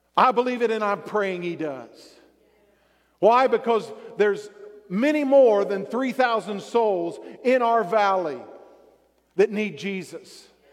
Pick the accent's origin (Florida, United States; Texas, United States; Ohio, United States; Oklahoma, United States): Texas, United States; I like the Cowboys because I grew up in Texas.